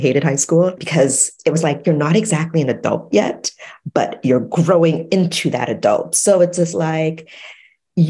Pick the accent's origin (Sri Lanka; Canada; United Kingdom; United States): Canada; Toronto, Ontario; My background is Jamaican, but I was born in Canada, Toronto